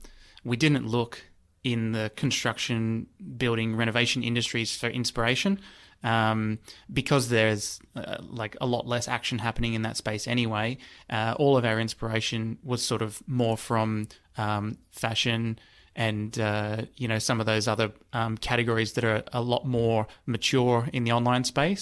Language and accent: English; New South Wales, Australia; because I'm originally from the Central West. And so, grew up in a one of the areas that has less choice compared to, you know, a big city.